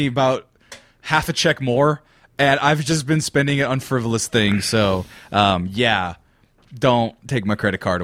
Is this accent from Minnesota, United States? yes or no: no; Fresno, California, United States; I'm from Fresno, California, the heart of the valley in California